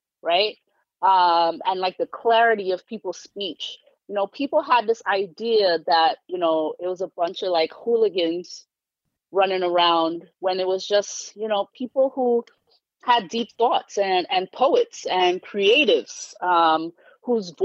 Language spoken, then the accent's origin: English; New York City, New York, United States; also born or lived in Philadelphia; I've lived in various neighborhoods, but my, the neighborhood I claim is Flatbush, Brooklyn